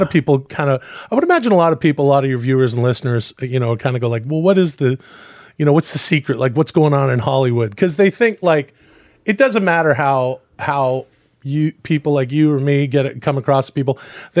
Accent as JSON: {"language": "English", "town": "Ladner", "region": "British Columbia", "country": "Canada", "tie": "born or raised there", "moved": "yes", "said": "I grew up in a small town outside Vancouver."}